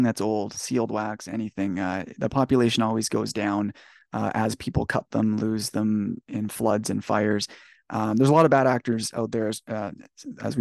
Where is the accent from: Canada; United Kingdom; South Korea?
Canada; As a Canadian